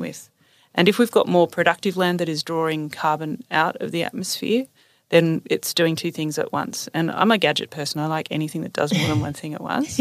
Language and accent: English; Newcastle, New South Wales, Australia; also born or lived in Sydney; I grew up in Newcastle, just north of Sydney